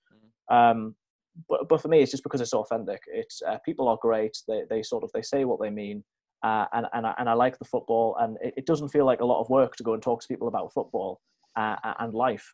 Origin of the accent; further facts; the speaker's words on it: Newcastle upon Tyne, North East England, United Kingdom; now in Worksop, United Kingdom; I'm from Newcastle